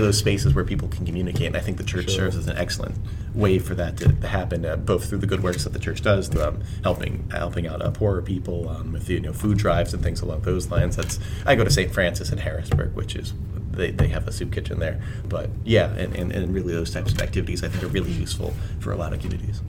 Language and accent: English; Camp Hill, Pennsylvania, United States; we grew up in Camp Hill